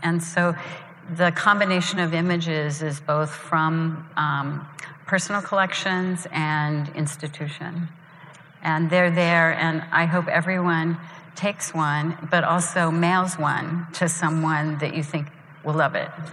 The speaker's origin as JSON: {"language": "English", "town": "Columbus", "region": "Ohio", "country": "United States", "tie": "born or raised there", "moved": "as an adult", "said": "in Columbus, Ohio, even though when I was in high school I said, you know, I'm leaving"}